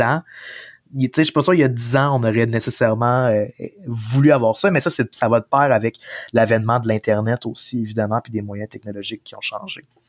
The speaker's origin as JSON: {"language": "French", "area": "Beauce", "region": "Quebec", "country": "Canada", "also_born_or_lived": "Sherbrooke", "moved": "yes", "said": "je suis originaire de la Beauce"}